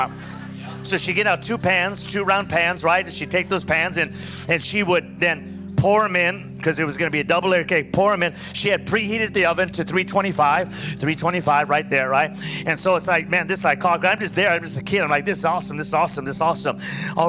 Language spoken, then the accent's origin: English; Pico Rivera, California, United States; also born or lived in Orange County, California / Costa Mesa, California; I grew up in a city called Pico Rivera, California